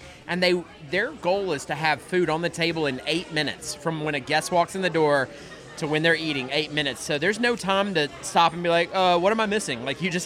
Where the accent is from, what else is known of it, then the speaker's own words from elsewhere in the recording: Locust Grove, Georgia, United States; Waffle House was the only restaurant in my hometown in Locust Grove, Georgia